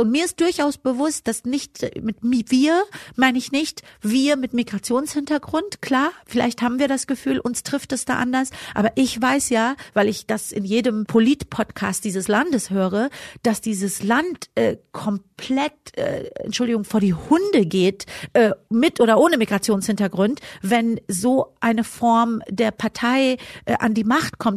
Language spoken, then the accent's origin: German; Germany; ich bin ja auch deutsch sozialisiert